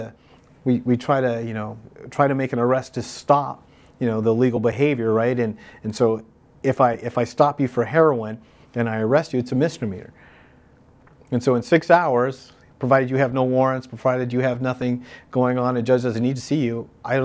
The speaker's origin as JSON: {"language": "English", "town": "Palm Springs", "region": "California", "country": "United States", "also_born_or_lived": "Santa Monica, California", "said": "I'm originally from Palm Springs, right? Nobody's from Palm Springs, but I am"}